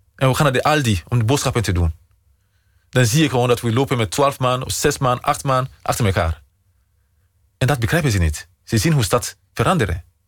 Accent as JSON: {"language": "Dutch", "country": "Sierra Leone", "tie": "born or raised there", "second_language": "Dutch", "moved": "as an adult", "lives_now": "Utrecht, Netherlands", "said": "Mijn vaderland is Nederland. En Sierra Leone blijft mijn moederland"}